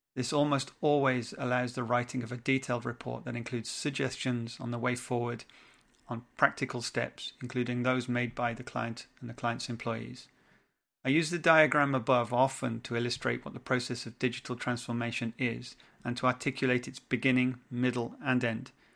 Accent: England, United Kingdom; now in French West Indies; I'm an Englishman in the French West Indies

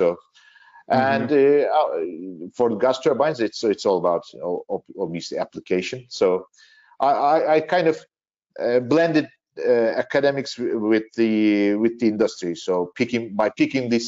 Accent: Turkey; also born or lived in Manchester, United Kingdom / Belgium; in 2013, me and my wife, we shifted back to Turkey, and I started working for GE Aviation in Turkey

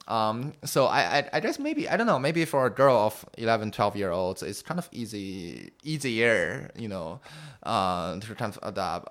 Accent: Beijing, China; English is a second language; also born or lived in United States; growing up in Beijing

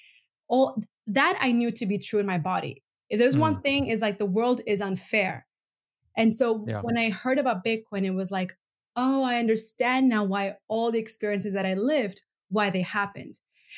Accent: Venezuela; also born or lived in Bolivia / Middle East; Because I'm originally from Venezuela and Bolivia, authoritarian regimes, grew up in the Middle East, authoritarian regimes.

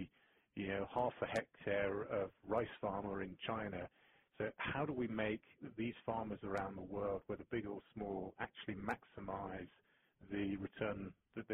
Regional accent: England, United Kingdom; moved away as an adult; also born or lived in Thailand / Hong Kong / United States; now in Switzerland; being English and starting my career in the UK

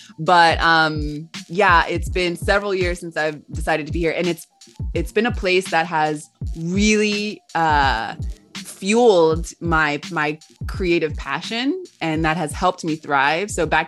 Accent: Los Angeles, California, United States; also born or lived in Georgia / Texas; now in Patagonia, Argentina; so I currently live in Patagonia, the original lands of the Mapuche people. I'm originally from Los Angeles. I was born in Los Angeles, California, and I moved between California and Georgia, also Texas for a little bit.

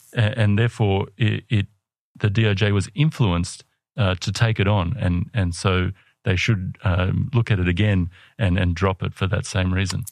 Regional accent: Australia; I'm an Australian

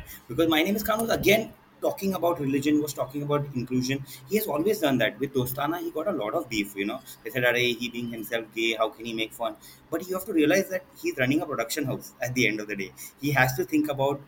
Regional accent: Ratnagiri, Maharashtra, India; my hometown is Ratnagiri, which is a small town.

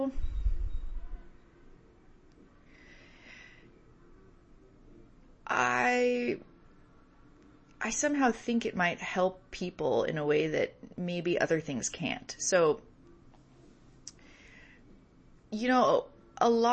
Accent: San Francisco Bay Area, California, United States; born or raised there

